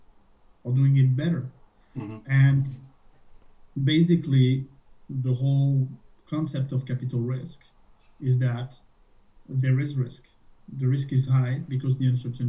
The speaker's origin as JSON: {"language": "English", "country": "France", "tie": "born or raised there", "also_born_or_lived": "Dublin, Ireland / Boston, United States / Switzerland / Spain", "moved": "as an adult", "lives_now": "Canada", "said": "originally I'm French. I was born in France and spent my childhood and my first job was in France."}